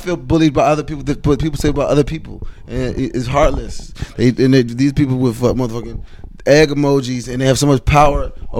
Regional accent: New York, United States; I'm from New York. I'm from Harlem.

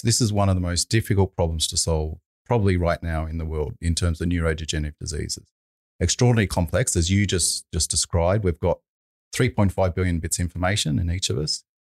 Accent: Sydney, New South Wales, Australia; also born or lived in United Kingdom; I'm from Sydney

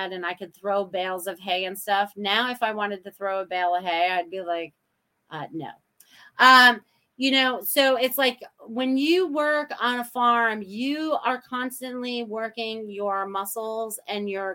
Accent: Maine, United States; my childhood when I was growing up in Maine

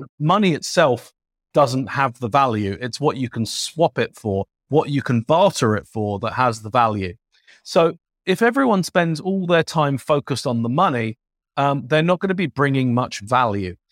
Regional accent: London, United Kingdom; accent: British; now in United States; a kid growing up in London

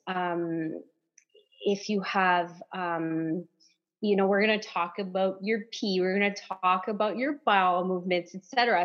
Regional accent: Timmins, Ontario, Canada; accent: French; first language French; English is a second language; moved away as an adult; now in Barrie, Canada; I'm French

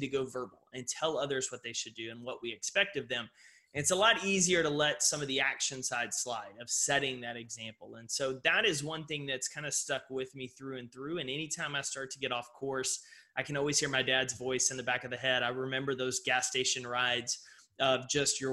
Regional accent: Texas, United States; a young child growing up in Texas

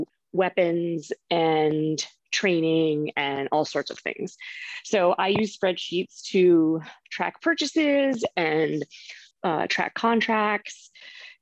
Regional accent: North Dakota, United States; moved away as an adult; also born or lived in Baltimore, Maryland; now in Arlington, United States; I was born and raised in North Dakota on a farm.

